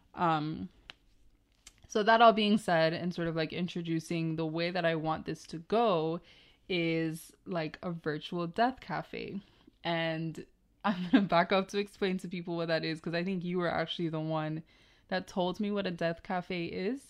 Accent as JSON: {"language": "English", "country": "Jamaica", "tie": "born or raised there", "said": "growing up in Jamaica"}